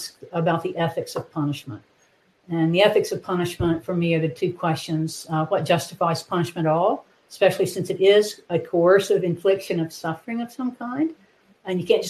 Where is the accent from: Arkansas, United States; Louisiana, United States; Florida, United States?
Arkansas, United States; Wynne; also born or lived in Iowa / Indiana; now in Conway, United States; I grew up in Arkansas. I grew up in Wynn, Arkansas, in the Delta